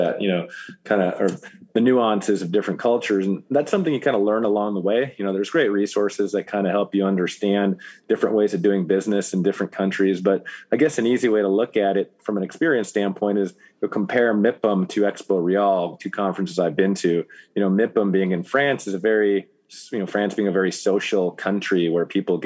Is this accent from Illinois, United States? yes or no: yes; Chicago, Illinois, United States; My parents were born in Latvia, and I was born here in Chicagoland